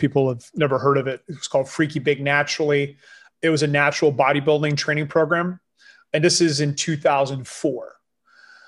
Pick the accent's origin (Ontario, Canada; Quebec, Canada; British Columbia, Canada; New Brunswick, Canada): New Brunswick, Canada; first language French; English is a second language; English, my second language as well. I was born in New Brunswick in Acadian French, which is a dialect community.